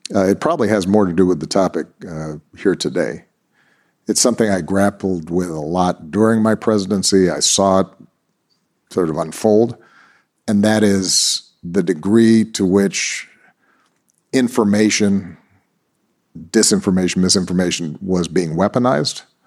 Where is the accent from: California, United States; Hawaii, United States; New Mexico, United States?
Hawaii, United States; Honolulu; I was born in Honolulu, Hawaii